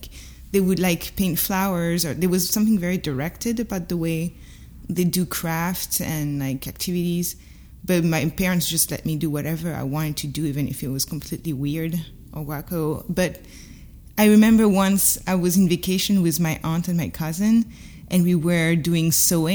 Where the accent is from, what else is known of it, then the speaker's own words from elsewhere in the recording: Paris suburbs, Île-de-France, France; English is a second language; moved away as an adult; now in Brooklyn, United States; I grew up in Paris suburbs